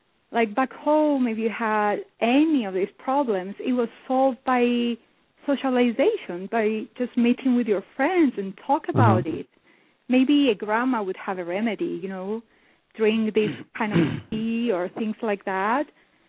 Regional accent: Cyprus; now in North America; I've been living in North America now for the last 3 years, but I was born and raised in Cyprus.

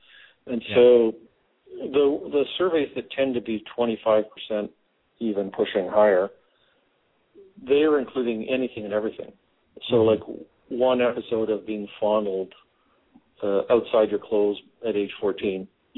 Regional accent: Canada; moved away as an adult; now in United States; I was born in Canada, grew up in Canada, went to medical school, did my psychiatry training in Canada, and moved down to Texas in 1991.

